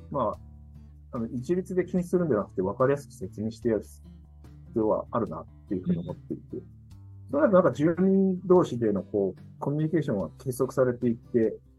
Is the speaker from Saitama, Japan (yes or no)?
no; Kitakyushu, Fukuoka, Japan; born or raised there